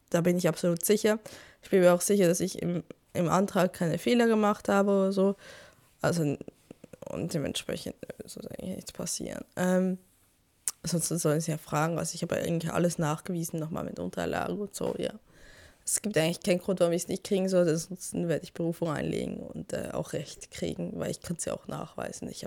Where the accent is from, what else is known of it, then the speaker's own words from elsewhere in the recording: Switzerland; now in Germany; ich bin ja Schweizerin.